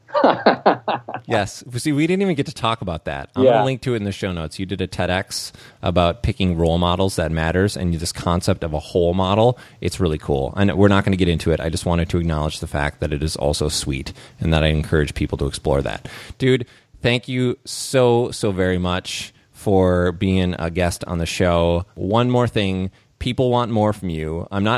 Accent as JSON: {"language": "English", "region": "Minnesota", "country": "United States", "said": "I'm Minnesotan. I'm practically Canadian."}